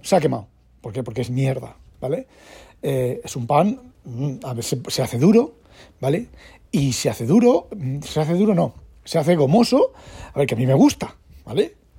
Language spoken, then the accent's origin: Spanish; Spain; moved away as an adult; now in Netherlands; siendo español